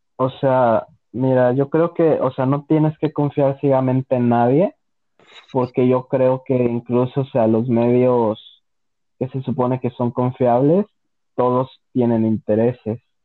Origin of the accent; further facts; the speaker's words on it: León, Guanajuato, Mexico; soy de León, o sea, León, Guanajuato